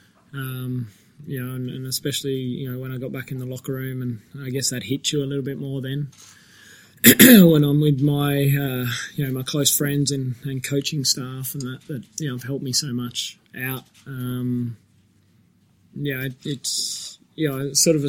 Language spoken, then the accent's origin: English; Australia; I pride myself on being an Australian